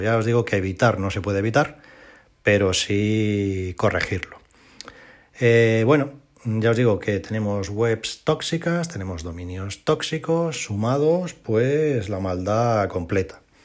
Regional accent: Spain; de toda la vida de Dios hemos llamado en España

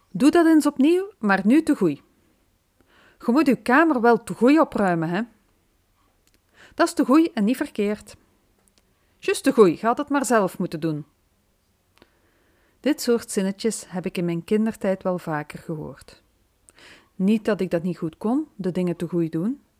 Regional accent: Limburg, Belgium; Dat was even een verrassing voor mij als Limburgse.

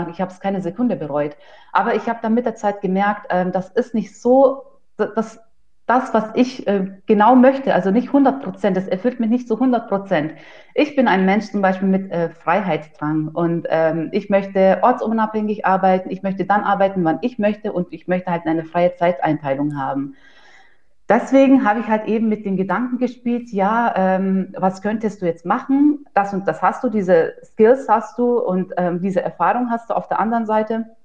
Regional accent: Ingolstadt, Bavaria, Germany; ich bin 31 Jahre jung. Ähm, nach meinem Fachabitur habe ich ursprünglich Steuerfachangestellte gelernt in einer kleinen Kanzlei in Bayern. Ich komme ähm, aus Ingolstadt

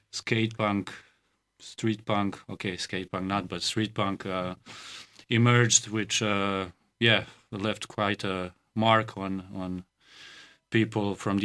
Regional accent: Serbia; since Yugoslavia split, so yeah, I was born in '89

